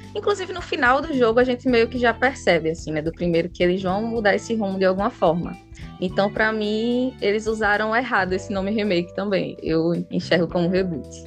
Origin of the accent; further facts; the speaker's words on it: Recife, Pernambuco, Brazil; Sou de Recife, Pernambuco. Vocês já devem ter percebido pelo meu sotaque